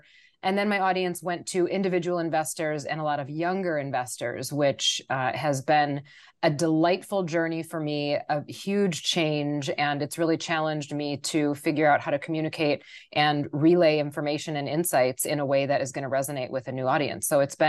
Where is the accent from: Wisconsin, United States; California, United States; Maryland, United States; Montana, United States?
Wisconsin, United States; moved away as an adult; I grew up in Wisconsin, and I had lived in Wisconsin until I was 32 years old.